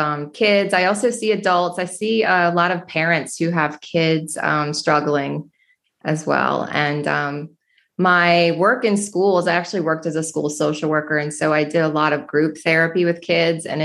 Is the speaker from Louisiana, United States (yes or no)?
yes; New Orleans, Louisiana, United States; I'm from New Orleans.